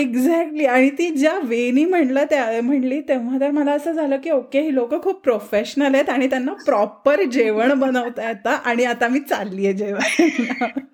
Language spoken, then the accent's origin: Marathi; Pune, Maharashtra, India; मी पुण्याची आहे